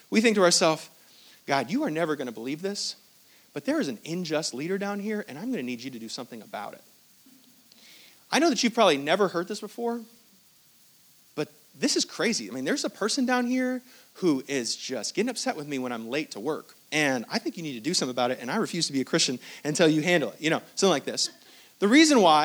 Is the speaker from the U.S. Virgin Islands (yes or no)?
no; Hong Kong; I was born in Hong Kong. I was not born in Israel.